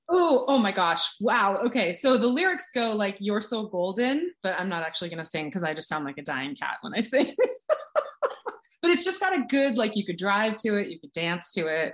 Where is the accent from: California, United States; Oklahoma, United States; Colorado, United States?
California, United States; now in Boston, United States; I'm from California